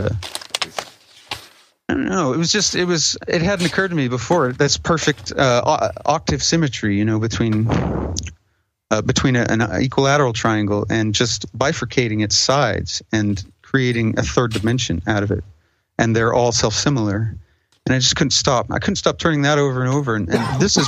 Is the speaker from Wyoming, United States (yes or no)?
yes; a reservation in Wyoming, United States; I'm half Indian, so I grew up on the reservation in Wyoming.